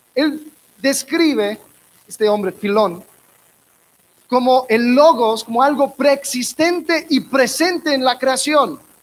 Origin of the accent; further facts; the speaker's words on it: Miami, Florida, United States; De donde soy, Miami, hay una, hay una sección de muchos judíos ortodoxos